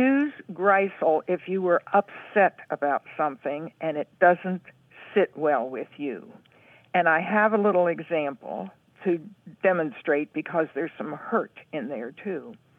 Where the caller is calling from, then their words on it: Huntsville, Alabama, United States; Huntsville, Alabama.